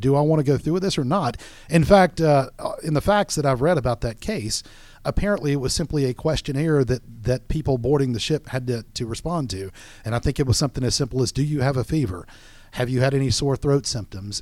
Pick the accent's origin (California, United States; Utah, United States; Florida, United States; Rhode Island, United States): Florida, United States; now in Georgia, United States; I'm from Florida